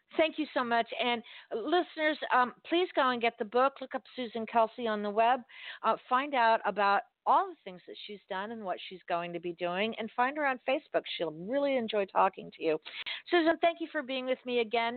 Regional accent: Miami, Florida, United States; moved away; I'm originally from Miami, and we grew up speaking Spanish and English because it was Miami

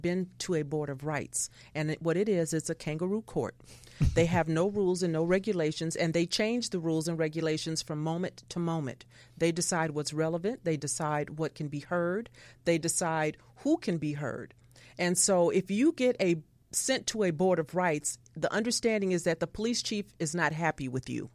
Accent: Los Angeles, California, United States; I grew up in South Central Los Angeles

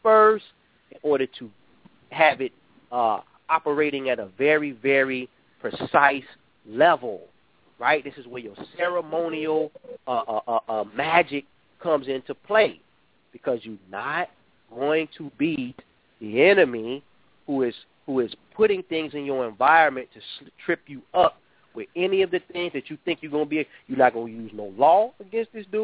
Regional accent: Chicago, Illinois, United States; here in my hometown, Chicago

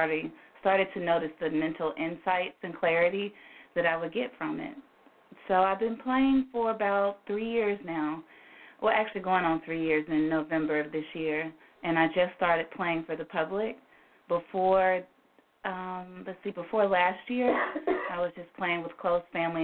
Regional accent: Memphis, Tennessee, United States; I am from Memphis, born and raised

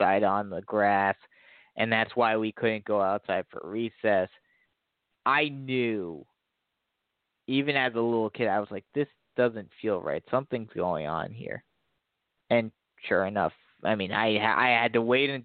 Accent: New Jersey, United States; moved away; I grew up in New Jersey. I grew up right across the river from New York

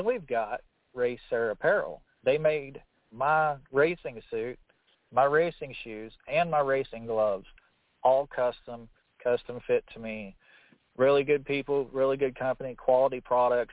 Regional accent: Charleston, West Virginia, United States; my hometown, I'm from Charleston, West Virginia

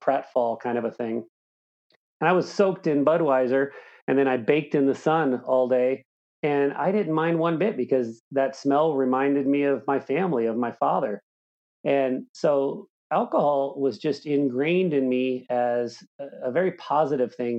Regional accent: Southern Indiana, United States; I grew up in Southern Indiana

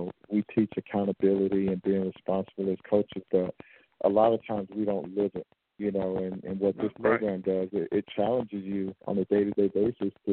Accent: Belle Glade, Florida, United States; moved away as an adult; also born or lived in New York / Houston, Texas; I'm a Florida guy, born and raised in Belgrade, Florida

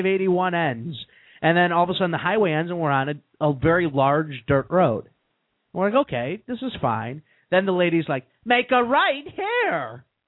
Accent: Chicago, Illinois, United States; we're from Chicago.

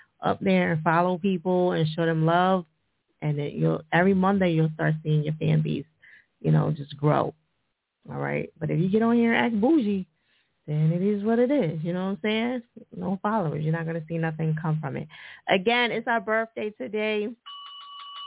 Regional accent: New Jersey, United States; Jersey, my home state

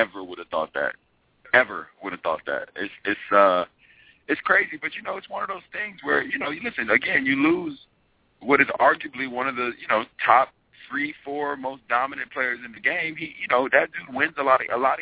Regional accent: Oklahoma, United States; now in Los Angeles, United States; I'm from Oklahoma

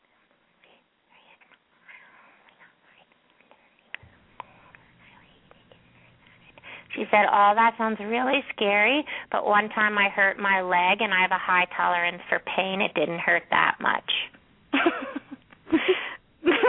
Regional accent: Ojai, California, United States; I'm from Ojai

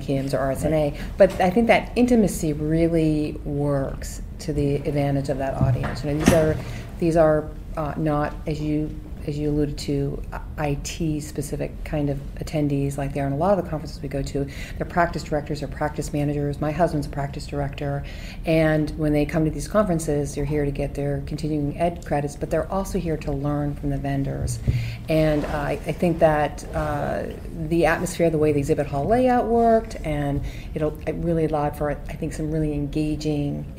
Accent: Boston, Massachusetts, United States; I grew up in Boston

